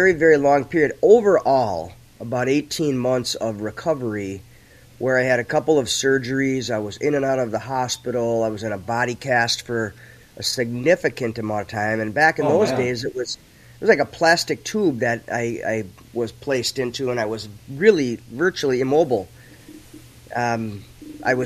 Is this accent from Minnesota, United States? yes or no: yes; St. Paul, Minnesota, United States; I grew up on right on the border of Maplewood and St. Paul over near Lake Phelan